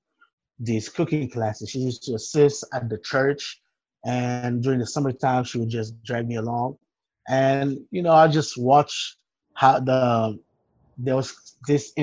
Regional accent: Port-au-Prince, Ouest, Haiti; English is a second language; moved away; I grew up in Port-au-Prince, Haiti

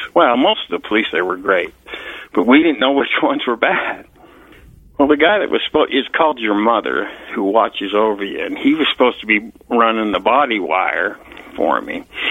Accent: Salt Lake City, Utah, United States; moved away as an adult; also born or lived in Green River, Utah / Park City, Utah; now in Colorado, United States; I grew up in Salt Lake City, Utah

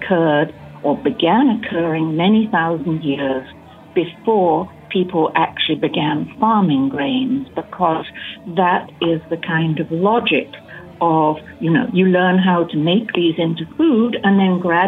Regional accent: England, United Kingdom; moved away as an adult; also born or lived in Hawaii; I was born and raised in England. I grew up on a large working farm

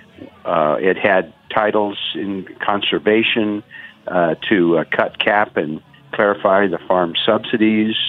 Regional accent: Oregon, United States; Oregon, my home state, is a huge agricultural state

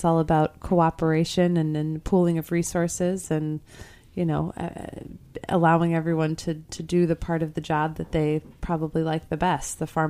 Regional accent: Midwest, United States; being the Midwesterner and not knowing any German at all

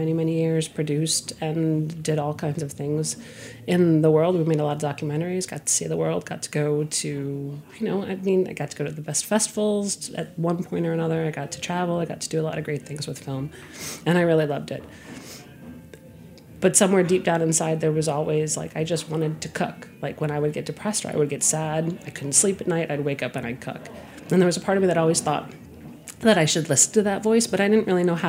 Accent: Connecticut, United States; born or raised there

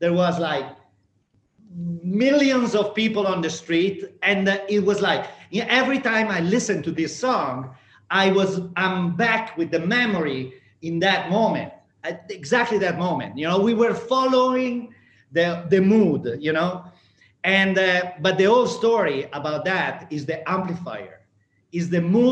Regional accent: Emilia-Romagna, Italy; growing up in Emilia-Romagna

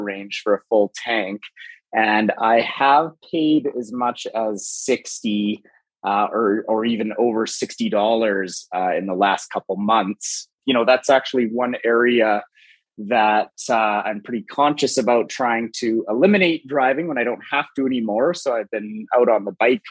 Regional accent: Calgary, Alberta, Canada; I'm from Calgary, and I was born and raised in Calgary.

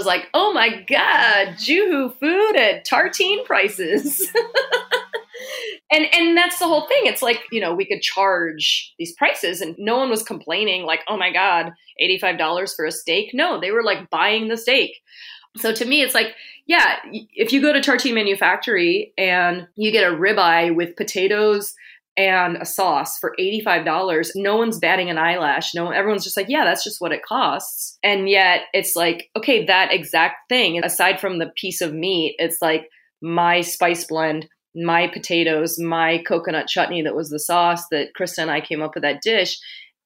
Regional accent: London, United Kingdom; now in Bay Area, United States; I was born in London.

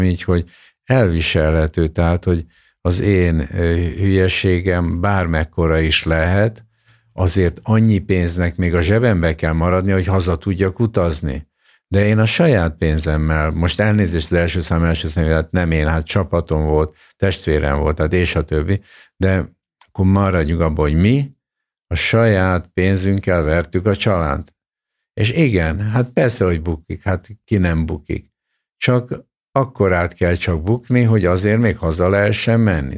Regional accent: Hungary; born or raised there; also born or lived in Soviet Union / Japan / England

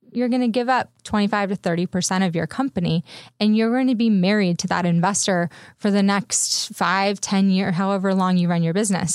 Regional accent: San Diego, California, United States; also born or lived in Bay Area; now in Los Angeles, United States; I'm originally from San Diego

